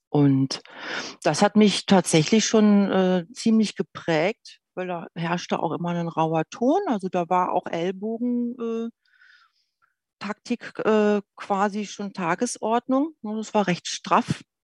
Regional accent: Berlin, Germany; Geboren bin ich in Berlin, im Bereich in einem Bezirk, der im Süden von Berlin genannt Gropiusstadt heißt

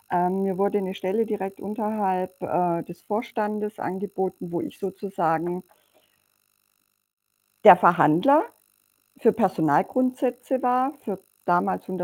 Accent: Romania; born there; meine Mutter ist Ungarin, mein Vater ist Deutscher und ich bin in Rumänien geboren.

